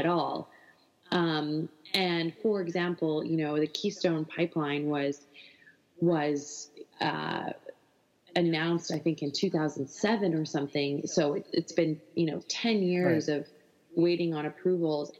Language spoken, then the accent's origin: English; Alberta, Canada; I love Alberta. It's where I'm from. I'm from a, you know, coal producing town